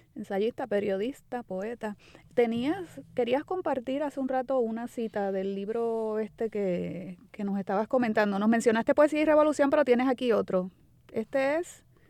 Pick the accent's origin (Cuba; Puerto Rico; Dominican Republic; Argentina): Puerto Rico; somos los puertorriqueños